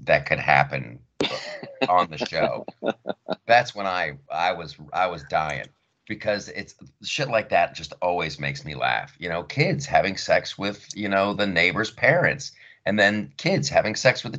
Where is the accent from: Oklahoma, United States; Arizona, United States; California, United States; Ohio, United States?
Ohio, United States; Columbus; I grew up in Columbus, Ohio